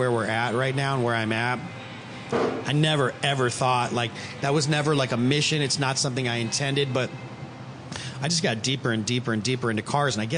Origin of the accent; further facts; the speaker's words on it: Chicago, Illinois, United States; I grew up in Chicago